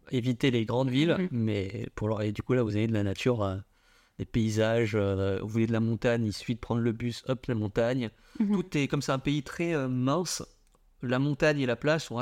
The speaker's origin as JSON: {"language": "French", "country": "Vietnam", "said": "Alors je dis pas ça parce que je suis vietnamien, mais parce qu'il y a une sorte de liberté là-bas."}